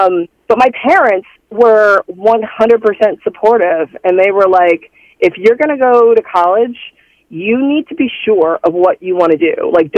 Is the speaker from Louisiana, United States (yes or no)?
no; Dayton, Ohio, United States; now in New York, United States; Dayton, Ohio.